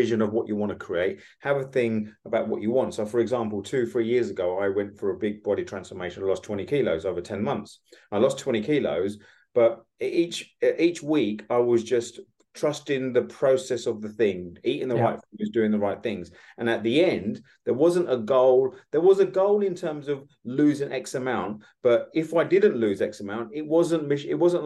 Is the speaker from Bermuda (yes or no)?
no; United Kingdom; we, as a British